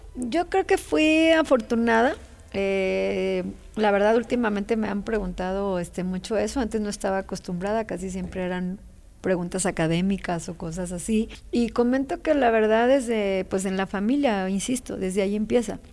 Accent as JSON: {"language": "Spanish", "country": "Mexico", "said": "como mexicanas"}